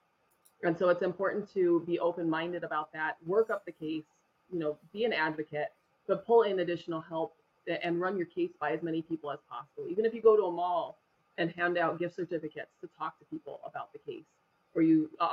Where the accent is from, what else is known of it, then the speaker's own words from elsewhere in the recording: Denver, Colorado, United States; also born or lived in Littleton, Colorado; I grew up in Denver, in Colorado.